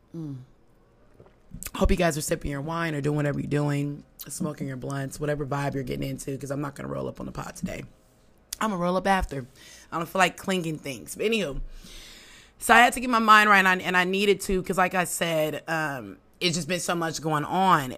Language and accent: English; Oakland, California, United States; moved away; originally I'm from Oakland, California